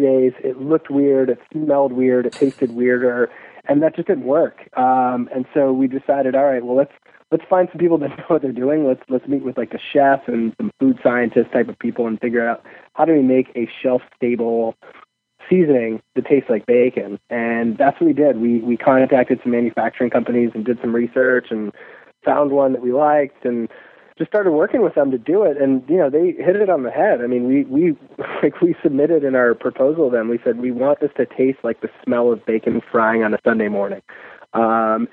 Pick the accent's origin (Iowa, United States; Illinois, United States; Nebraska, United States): Illinois, United States; Chicago; I'm from Chicago